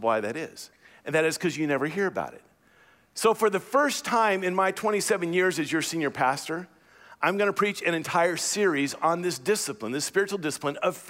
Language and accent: English; United States; as American Christians